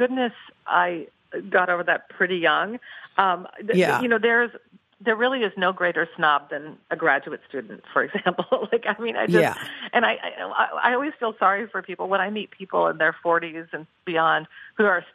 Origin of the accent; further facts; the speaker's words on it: Portland, Oregon, United States; my hometown of Portland, Oregon